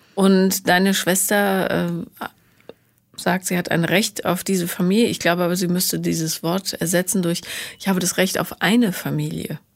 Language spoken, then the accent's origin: German; Bonn, North Rhine-Westphalia, Germany; ich bin ja in Bonn aufgewachsen